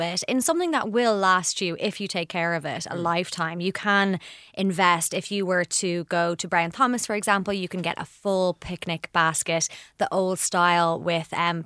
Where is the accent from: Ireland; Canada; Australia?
Ireland; Portmarnock, Leinster; my hometown of Portmarnock